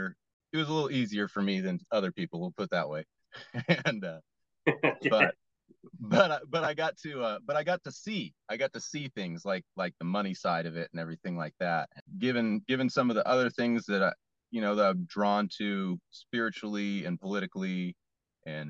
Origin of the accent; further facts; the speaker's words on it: West Coast, United States; growing up on the West Coast